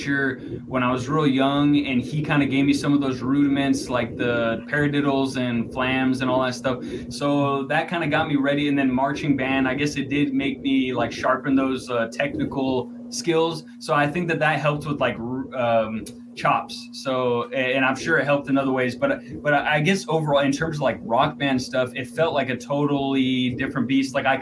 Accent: El Paso, Texas, United States; now in Austin, United States; I'm from El Paso, Texas

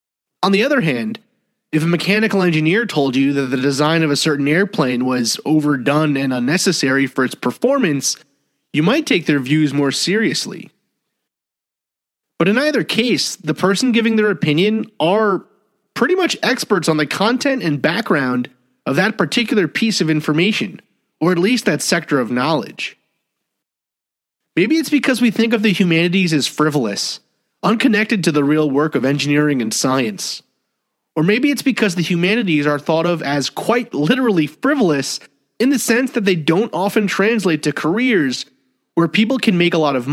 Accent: New York City, New York, United States; where I grew up in Staten Island

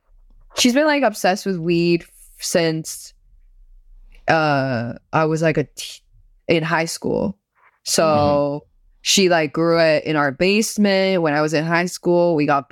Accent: Northeast China, China; also born or lived in Shanghai; I'm from Northeast China. Well, like I was born in Shanghai, but my family's from Northeast China.

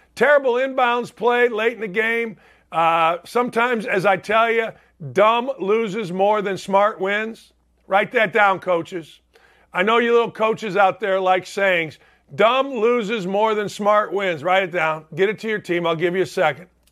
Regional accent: Gary, Indiana, United States; my hometown, Gary Oldtimers, Gary, Indiana

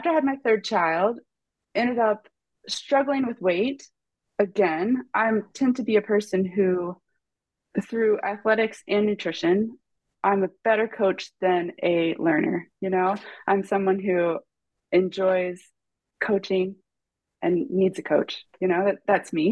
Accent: Ripley, Ohio, United States; I'm originally from Ripley, Ohio, which is like a small little dot on the map that no one in the world would ever know where it is, outside of Cincinnati. Grew up in a tiny little town

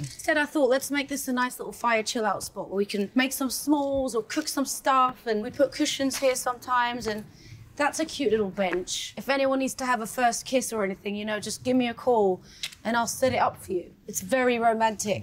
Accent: London, United Kingdom; I'm from London

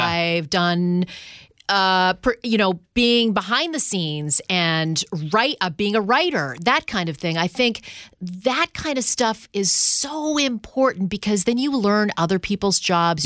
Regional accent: Canada; moved away; I'm from Canada

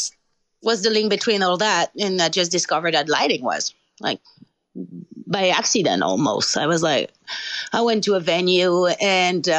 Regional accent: France; English is a second language; moved away as an adult; my hometown that I knew, you know, very small hometown in France.

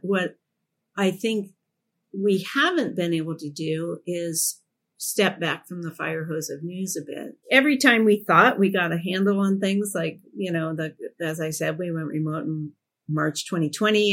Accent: Portland, Oregon, United States; when I was growing up in Portland

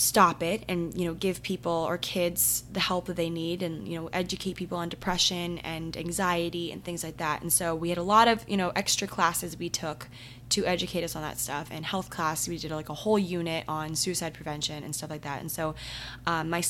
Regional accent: Maryland, United States; my town, my hometown in Maryland

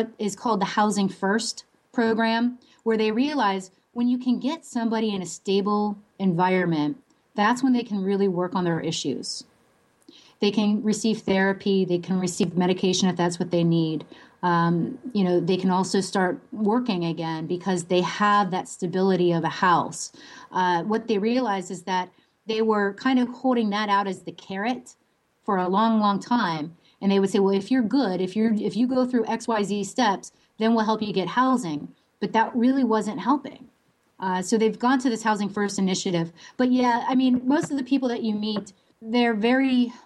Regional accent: Williamsport, Pennsylvania, United States; moved away; my hometown, which is Williamsport, Pennsylvania

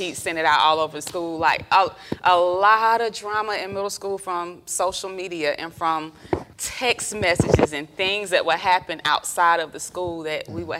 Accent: Columbus, Georgia, United States; moved away; also born or lived in Atlanta, Georgia; I'm from Georgia. I'm from Columbus, Georgia. We moved up to Atlanta in 1996.

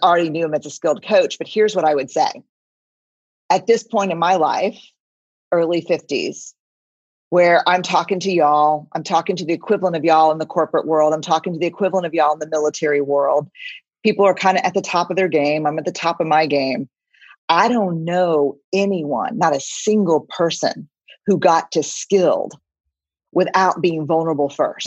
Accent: San Antonio, Texas, United States; I'm from San Antonio

